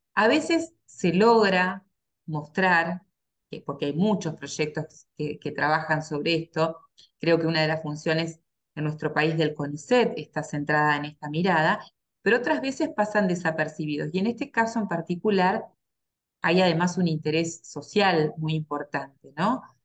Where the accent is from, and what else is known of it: Argentina